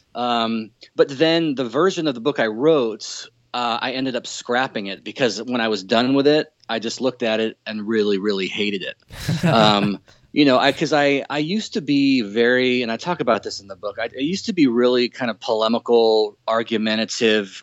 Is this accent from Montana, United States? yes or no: no; Southern California, United States; moved away as an adult; now in Seattle, United States; I come from uh, Southern California and moved up to the Northwest in 04. So I've been up here for about 12 and a half years or so